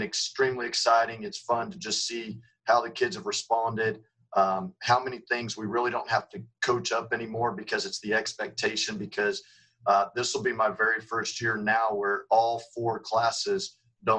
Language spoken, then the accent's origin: English; San Antonio, Texas, United States; now in Mesquite, United States; growing up in San Antonio